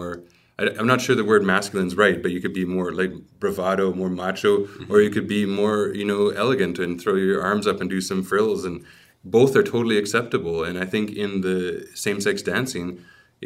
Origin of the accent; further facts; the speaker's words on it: Vancouver, British Columbia, Canada; growing up in Vancouver, that's what my experience was